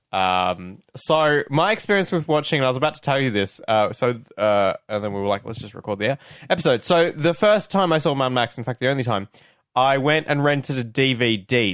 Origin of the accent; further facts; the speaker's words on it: Australia; as an Australian film fan